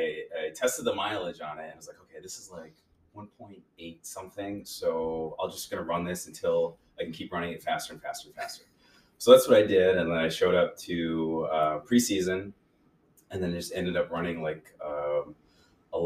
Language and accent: English; Rochester, New York, United States; I grew up in Rochester, New York. We lived over in the South Wedge area, and then we moved out to the suburbs and went to high school there. So born and raised in Rochester